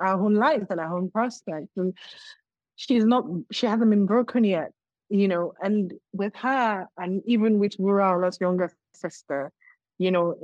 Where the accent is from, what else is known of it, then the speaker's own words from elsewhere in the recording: Nigeria; also born or lived in Lagos, Nigeria; my home state in Nigeria